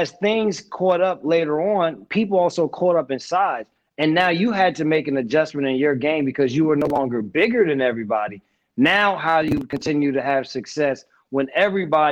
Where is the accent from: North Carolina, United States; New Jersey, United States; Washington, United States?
New Jersey, United States; Essex County; moved away as an adult; I grew up in Essex County